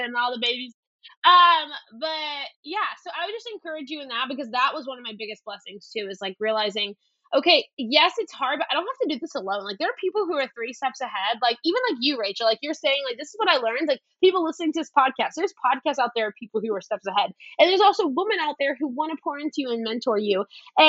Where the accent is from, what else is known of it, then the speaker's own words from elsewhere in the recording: South Louisiana, United States; I grew up in South Louisiana